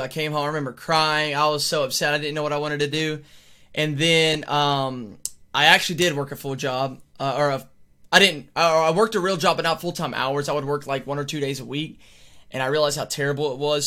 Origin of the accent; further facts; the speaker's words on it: Alabama, United States; I am from Alabama